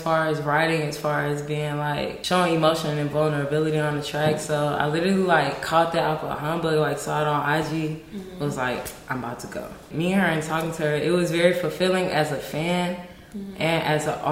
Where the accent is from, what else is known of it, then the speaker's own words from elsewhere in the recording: Augusta, Georgia, United States; now in Los Angeles, United States; I'm from Augusta, Georgia